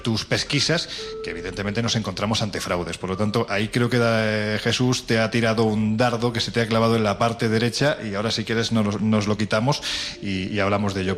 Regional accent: Andalusia, Spain; soy andaluz, andaluz sin gracia ninguna

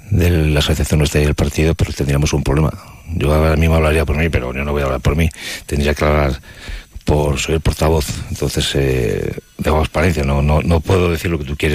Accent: Spain; O sea, somos eh, españoles.

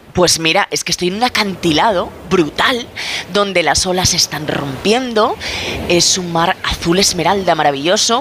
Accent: Aragon, Spain; soy maña

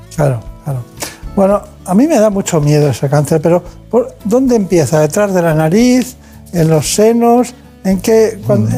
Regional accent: Campanet, Balearic Islands, Spain; Yo de un pueblo que se llama Campanet, en Mallorca

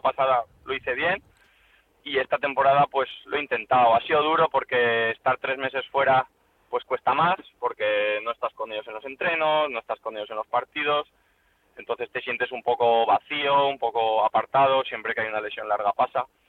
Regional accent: Valencia, Valencian Community, Spain; yo soy de Valencia, tengo a mi familia aquí

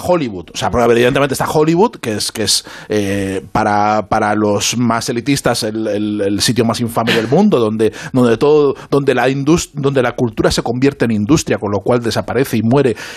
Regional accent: Zaragoza, Aragon, Spain; los de Zaragoza

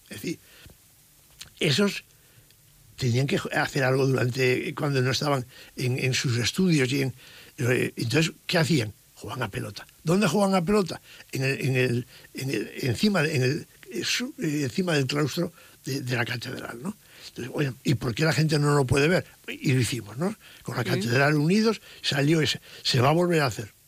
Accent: La Ribera, Navarre, Spain; soy de la Ribera

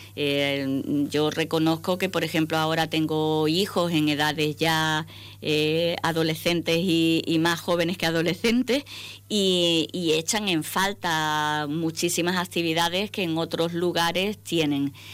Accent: Ceuta, Spain; aterrizamos cuando yo tan solo tenía nueve añitos. Eh, empecé estudiando en el Colegio de, la Junta Obras del Puerto, que ahora ya no tiene ese nombre, pero entonces era el nombre que se le daba. Y, bueno, mm, he pasado toda mi vida en Ceuta

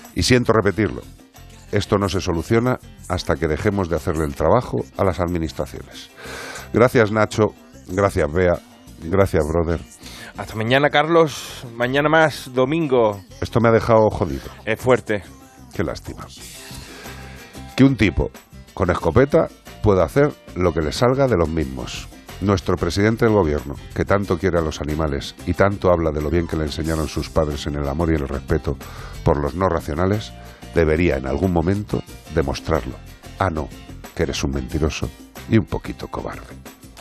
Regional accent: Galicia, Spain; soy gallego

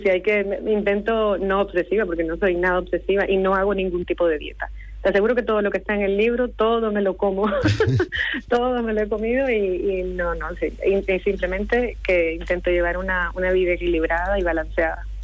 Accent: Santa Marta, Magdalena, Colombia; now in Las Palmas de Gran Canaria, Spain; nací en Colombia, en Santa Marta, Colombia, pero hace 20 años que vivo en Las Palmas de Gran Canaria.

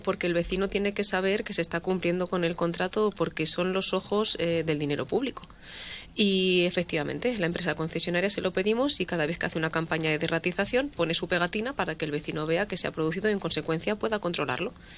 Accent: La Solana, Castilla-La Mancha, Spain

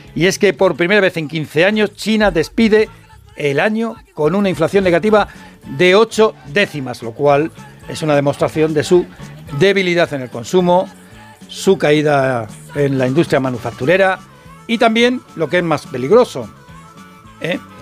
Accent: Madrid, Community of Madrid, Spain; yo soy de Vallecas

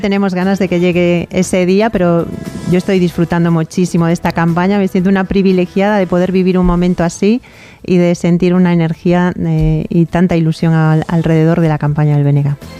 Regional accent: Galicia, Spain

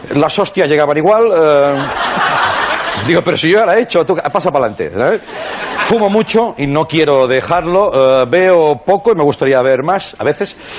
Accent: Reus, Catalonia, Spain; soy de Reus, ciudad donde de pequeño hice la primera comunión

